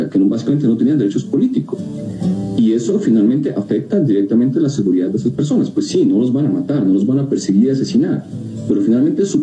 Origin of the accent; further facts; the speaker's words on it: Ukraine; moved away; yo nací en Ucrania, yo nací en la Unión Soviética en su momento y yo hablo ruso.